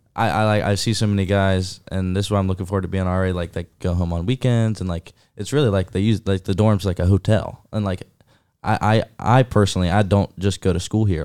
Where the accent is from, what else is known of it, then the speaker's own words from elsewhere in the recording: Roanoke, Virginia, United States; I'm from Roanoke, Virginia